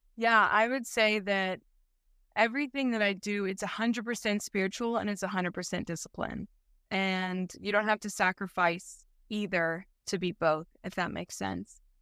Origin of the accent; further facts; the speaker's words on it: St. Louis, Missouri, United States; I grew up in St. Louis, uh, Missouri, so Midwest gal